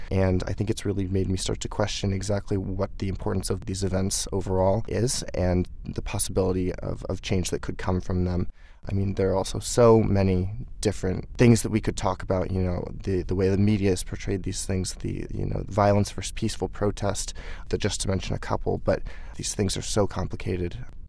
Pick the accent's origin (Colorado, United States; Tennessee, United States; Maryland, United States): Maryland, United States; Baltimore; moved away as an adult; As you said, I am from Baltimore. I've lived there my entire life up until college, so 18 years. And I, you know, go back, you know, a number of times per year.